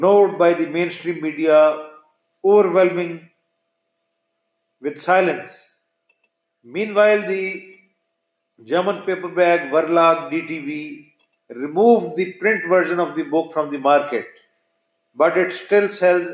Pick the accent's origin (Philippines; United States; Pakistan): Pakistan; having been born and bred in Pakistan